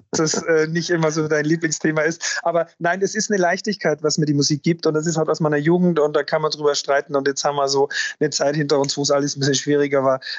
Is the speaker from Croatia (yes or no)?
no; Austria; für mich als Österreicher mit einem schönen Schuss Almdudler